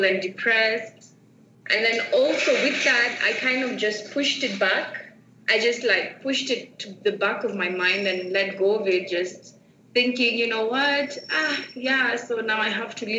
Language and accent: English; Nairobi, Kenya; I am from Nairobi, Kenya, and how life was like growing up for me, it was tough